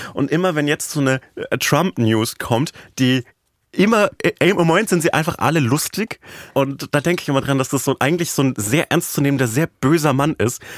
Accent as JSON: {"language": "German", "area": "Upper Franconia", "region": "Bavaria", "country": "Germany", "tie": "born or raised there", "moved": "yes", "said": "in Bayern, in meiner oberfränkischen Heimat"}